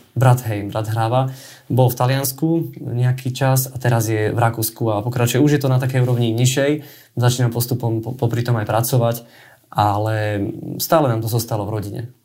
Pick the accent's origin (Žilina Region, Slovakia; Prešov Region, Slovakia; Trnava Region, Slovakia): Žilina Region, Slovakia; Žilina; moved away as an adult; also born or lived in Bratislava / Nitra; now in Turzovka, Slovakia; som zo Žiliny. A tam som vyrastal